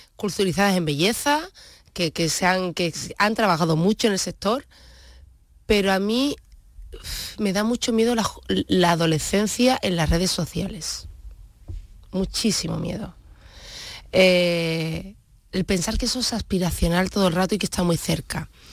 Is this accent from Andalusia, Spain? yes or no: yes; Huelva, Andalusia, Spain; also born or lived in Germany / Santa Ana la Real / Seville; Entonces ya la época de colegio, instituto la viví en, Huelva, sin perder el vínculo nunca con Santana